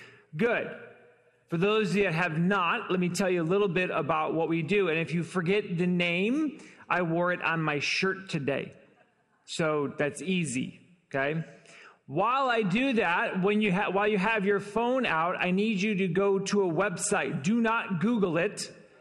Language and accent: English; Detroit, Michigan, United States; also born or lived in Chicago / Los Angeles; now in Fort Wayne, United States; Been in Fort Wayne only about 6 years. We moved here from Chicago. We moved to Chicago from Los Angeles, and I'm originally from Detroit. We've been all over.